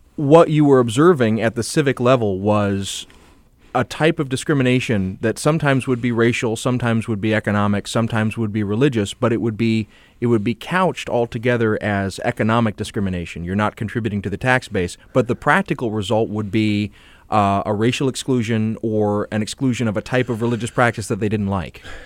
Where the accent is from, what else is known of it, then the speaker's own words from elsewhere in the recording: the South, United States; I come from the South